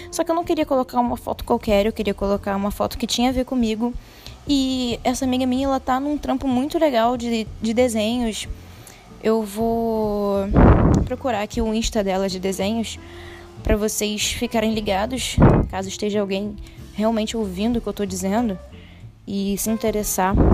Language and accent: Portuguese; Brasília, Federal District, Brazil; born there; now in Rio de Janeiro, Brazil; eu falo do Rio de Janeiro, é, mas não sou do Rio de Janeiro, nasci em Brasília.